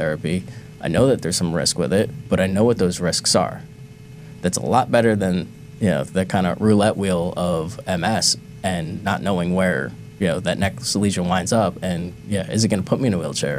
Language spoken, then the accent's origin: English; New Jersey, United States; moved away as an adult; now in Cambridge, United States; we're all from New Jersey